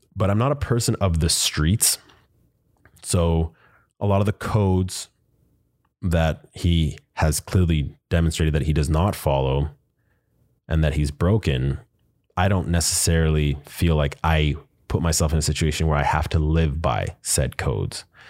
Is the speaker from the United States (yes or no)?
no; Winnipeg, Manitoba, Canada; I am from Manitoba, Winnipeg to be specific